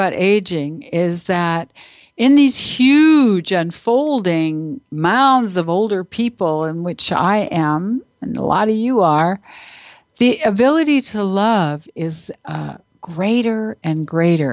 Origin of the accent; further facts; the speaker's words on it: Canada; I'm not American, I'm Canadian